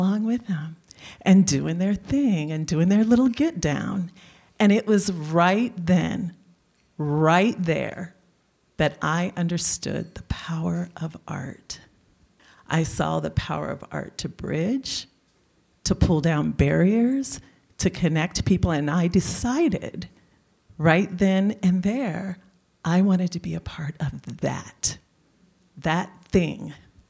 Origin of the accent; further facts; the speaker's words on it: Chicago, Illinois, United States; now in Tucson, United States; And I was from Chicago. I'd moved here from Chicago. So from there, my operating base was Chicago.